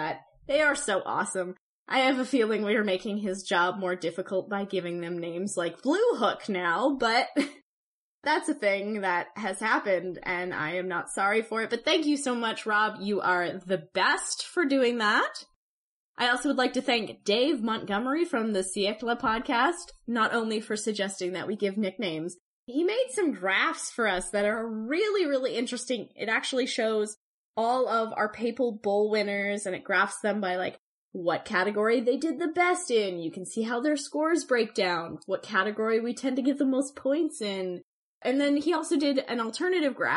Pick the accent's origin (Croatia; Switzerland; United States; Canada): Canada; I'm a Canadian